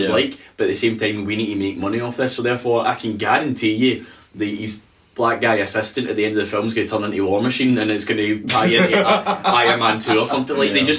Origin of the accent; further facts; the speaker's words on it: Australia; Actually gave me the fear as a kid. I'm Australian, wasn't it?